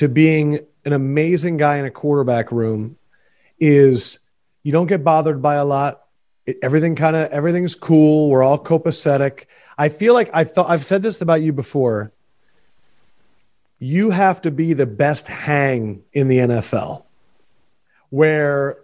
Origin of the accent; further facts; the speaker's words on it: Philadelphia, Pennsylvania, United States; moved away; So I grew up outside Philadelphia. I was raised an Eagles fan.